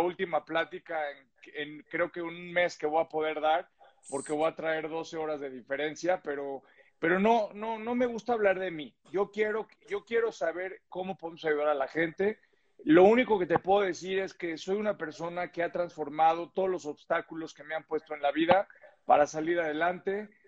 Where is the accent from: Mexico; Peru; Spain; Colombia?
Mexico; soy mexicano